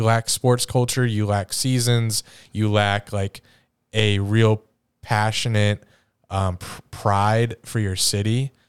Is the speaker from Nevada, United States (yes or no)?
no; Pittsburgh, Pennsylvania, United States; It's like, yeah, we're from Pittsburgh.